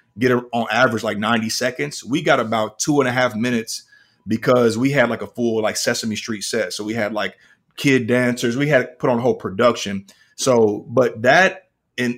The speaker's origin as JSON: {"language": "English", "town": "Kansas City", "region": "Missouri", "country": "United States", "moved": "as an adult", "lives_now": "Atlanta, United States", "said": "I'm originally from Kansas City. I'm in Atlanta now"}